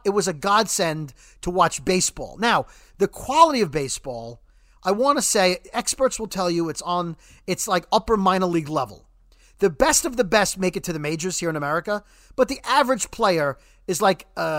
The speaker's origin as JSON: {"language": "English", "region": "New York", "country": "United States", "lives_now": "New Jersey, United States", "said": "And as a New Yorker. So Governor Cuomo... Our governor in New York, even though I live in New Jersey, he's New York's governor."}